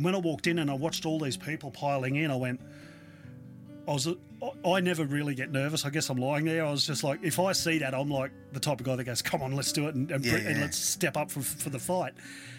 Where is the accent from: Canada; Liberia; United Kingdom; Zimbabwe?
United Kingdom; Newcastle, North East England; I grew up in Newcastle, as we've discussed in the past, and it reminds me of the old, like, the Jolly Rogers and these venues back there that were gritty, they were dirty